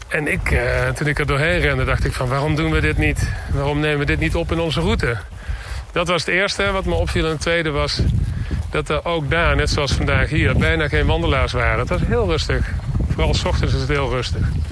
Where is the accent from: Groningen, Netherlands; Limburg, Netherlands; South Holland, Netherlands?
Limburg, Netherlands; ik uit Limburg kom